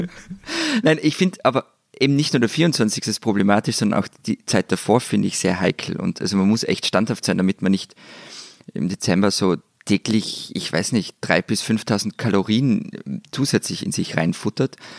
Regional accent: Tyrol, Austria; wir wären natürlich nicht in Tirol

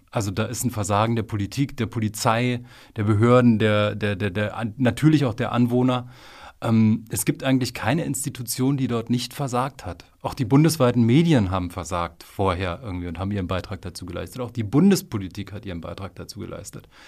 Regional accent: Frankfurt, Brandenburg, Germany; In meiner Heimatstadt war es Frankfurt oder äh

